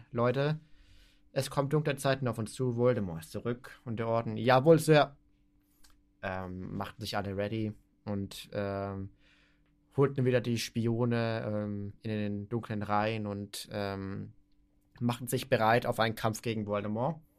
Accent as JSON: {"language": "German", "country": "Austria", "said": "Erstens, ich komme aus Österreich und ich kann einen Podcast äh, weiter international machen."}